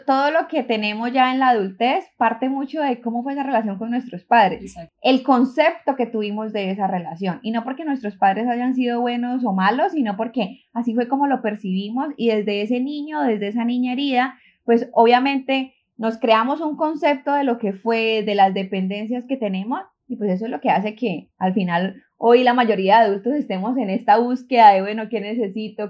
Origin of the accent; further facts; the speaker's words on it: Colombia; moved away as an adult; now in New York, United States; soy de Colombia, llevo ocho años viviendo en New York